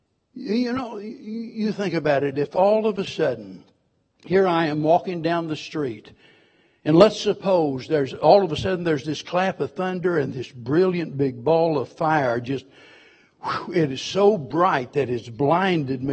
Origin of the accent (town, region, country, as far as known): Springfield, Missouri, United States; born or raised there